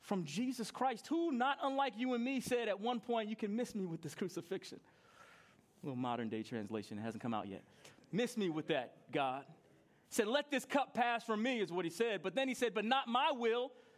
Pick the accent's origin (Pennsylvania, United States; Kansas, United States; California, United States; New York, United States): New York, United States; I grew up in New York and I was 10 years old